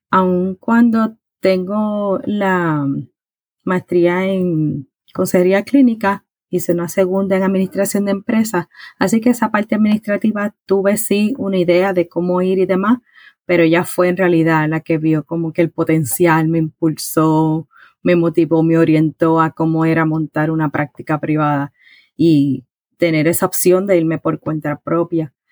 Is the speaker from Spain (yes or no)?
no; Puerto Rico; now in Virginia, United States; Mira, soy de Puerto Rico, soy nacida en Puerto Rico. Eh, me mudé a Estados Unidos, específicamente a Virginia, en el 2011 llegamos aquí por asuntos de trabajo